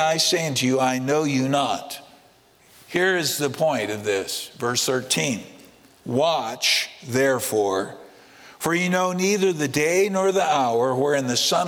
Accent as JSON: {"language": "English", "country": "United States", "tie": "born or raised there", "moved": "yes", "said": "I grew up in the States"}